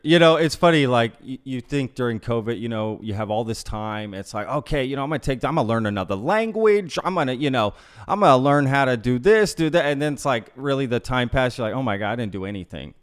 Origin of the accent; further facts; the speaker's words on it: Grapevine, Texas, United States; also born or lived in Austin, Texas; Grapevine, Colleyville.